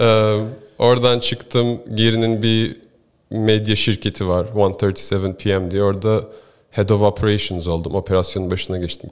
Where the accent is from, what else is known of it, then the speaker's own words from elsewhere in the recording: Istanbul, Turkey; moved away as an adult; also born or lived in Ohio, United States; now in United States; ben doğma büyüme İstanbulluyum şimdi.